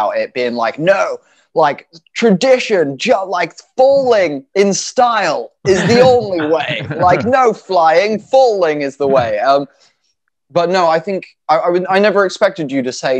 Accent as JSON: {"language": "English", "country": "United States", "tie": "born or raised there", "said": "I grew up in America"}